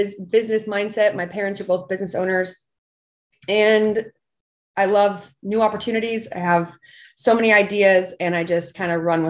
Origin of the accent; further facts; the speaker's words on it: Southern Utah, United States; I am from Southern Utah